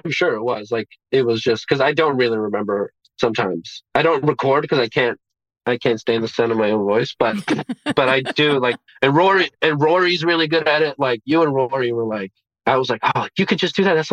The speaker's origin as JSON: {"language": "English", "town": "Beirut", "region": "Beirut Governorate", "country": "Lebanon", "tie": "born there", "said": "I was born in Beirut, yeah"}